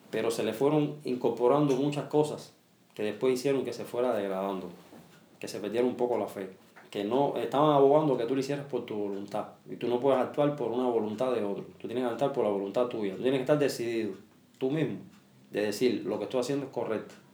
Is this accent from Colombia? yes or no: no; Cuba; Yo soy un cubano atípico. Yo vivo en Cuba como un rey, así como se dice. Yo soy un cubano atípico. No tengo necesidades como la tienen muchos cubanos.